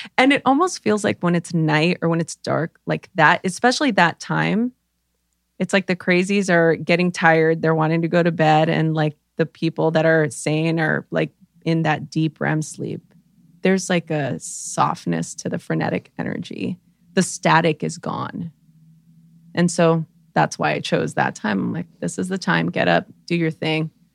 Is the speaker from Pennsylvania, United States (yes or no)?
no; Los Angeles, California, United States; I grew up in East L A during the L A riots